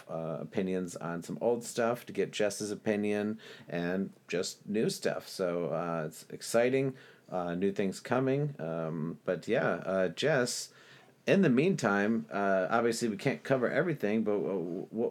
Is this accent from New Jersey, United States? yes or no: no; Geneva, Illinois, United States; my hometown of Geneva